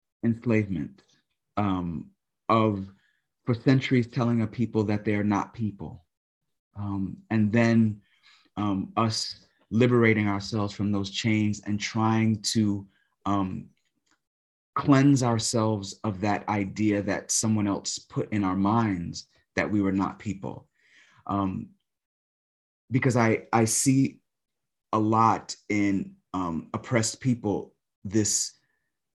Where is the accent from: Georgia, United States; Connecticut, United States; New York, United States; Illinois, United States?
New York, United States; New York City; I grew up in New York City, in Brooklyn primarily.